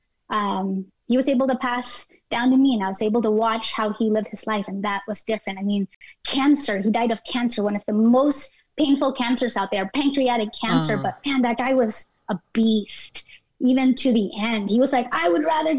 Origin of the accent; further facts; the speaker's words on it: Philippines; moved away; me growing up in the Philippines